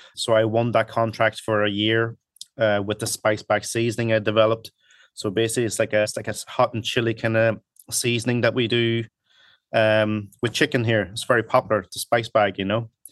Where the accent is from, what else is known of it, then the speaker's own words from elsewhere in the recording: Donegal, Ulster, Ireland; English is a second language; also born or lived in Hong Kong; now in Dublin, Ireland; I came over here to Ireland when I was eight.